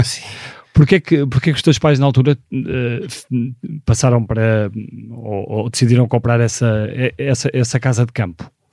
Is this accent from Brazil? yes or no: no; Porto, Norte, Portugal; nasci no Porto em 1976